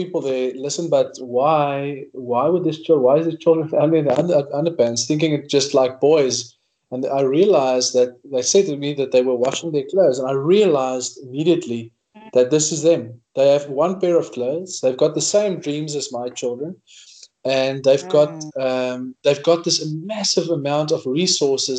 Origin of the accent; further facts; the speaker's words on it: Northern Cape, South Africa; I grew up in the Northern Cape